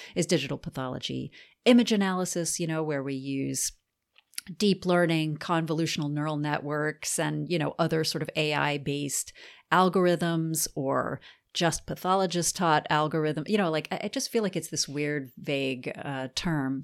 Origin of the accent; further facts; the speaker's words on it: New Orleans, Louisiana, United States; moved away as an adult; now in Auburn, United States; I'm from New Orleans, um, which probably explains a lot.